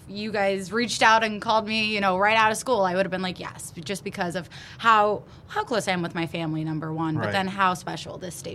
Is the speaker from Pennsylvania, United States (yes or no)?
yes; Hanover Township, Pennsylvania, United States; Born and raised right in Hanover Township.